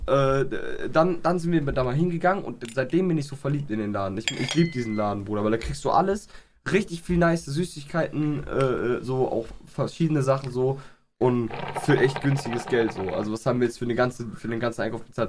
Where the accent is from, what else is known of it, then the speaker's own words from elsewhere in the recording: Aachen, North Rhine-Westphalia, Germany; also born or lived in Inden; ich bin hier in Aachen groß geworden